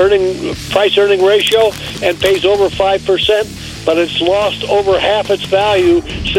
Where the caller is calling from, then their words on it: Western Nebraska Panhandle, United States; I'm calling from the Western Nebraska Panhandle.